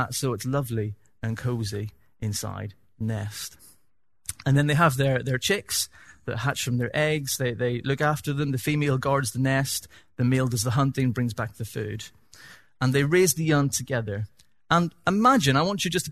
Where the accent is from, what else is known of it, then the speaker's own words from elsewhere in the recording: Northern Ireland, United Kingdom; accent: Northern Irish; my Northern Irish accent